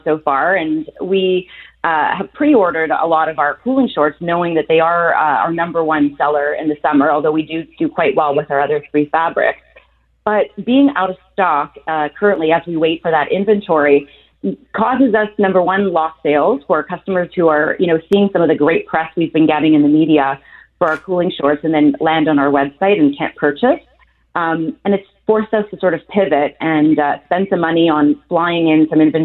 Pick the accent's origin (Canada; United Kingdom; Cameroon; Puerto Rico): Canada; I've been a proud Canadian for my whole life